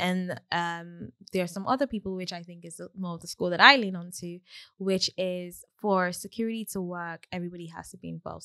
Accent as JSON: {"language": "English", "country": "Nigeria", "said": "I'm Nigerian"}